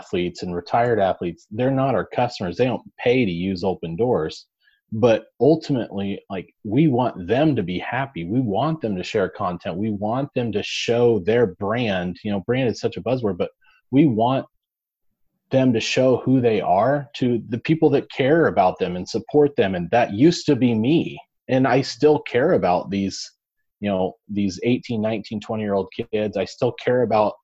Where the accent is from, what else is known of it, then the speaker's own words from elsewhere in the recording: Nebraska, United States; I'm from Nebraska, I was born and raised here.